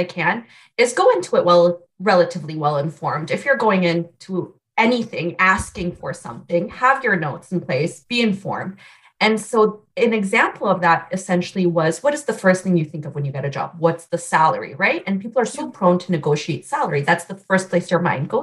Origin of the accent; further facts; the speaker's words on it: Canada; moved away as an adult; also born or lived in Vancouver, Canada / Newark, New Jersey; now in Omaha, United States; I am a Canadian citizen